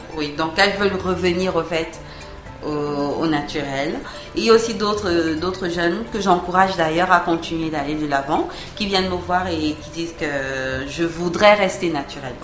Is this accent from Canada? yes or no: no; Cameroon; ici chez nous au Cameroun